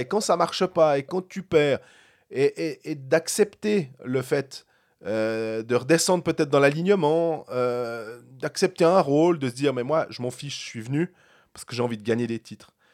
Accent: Switzerland; On est des Suisses.

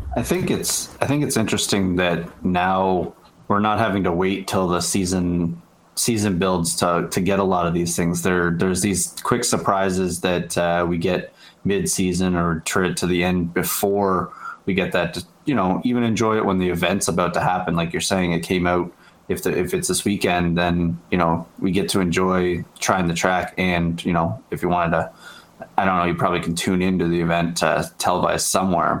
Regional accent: Canada; as a Canadian here

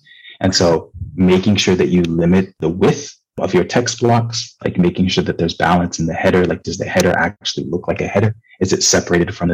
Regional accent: Nigeria; moved away; also born or lived in Michigan, United States / Japan / New York, United States; I'm Nigerian. I grew up in Nigeria to a Nigerian father and an American mother.

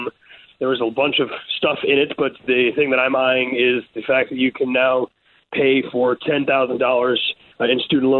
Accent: Maryland, United States; now in Baltimore, United States; I grew up in Howard County, just about a five-minute walk from the north of the Montgomery County line.

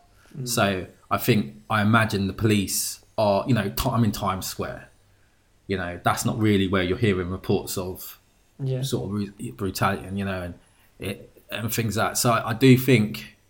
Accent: United Kingdom; Literally, as you can see, I'm British.

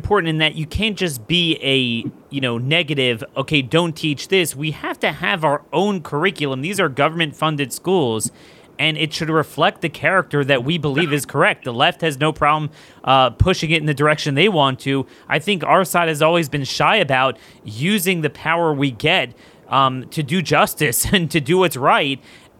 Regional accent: Maryland, United States; my home state of Maryland.

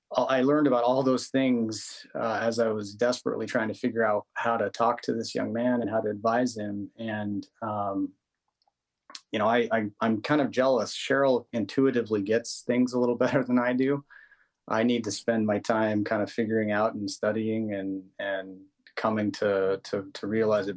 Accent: Utah, United States; I grew up in in Utah

